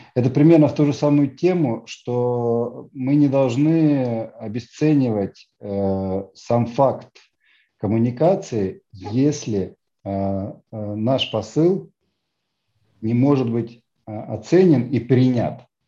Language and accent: Russian; Tallinn, Harju County, Estonia; я из Эстонии, я из Сталина